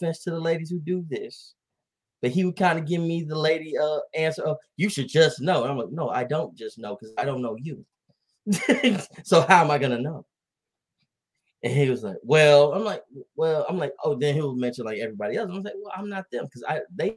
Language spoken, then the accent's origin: English; Dallas, Texas, United States; I'm from here. I'm from Oak Cliff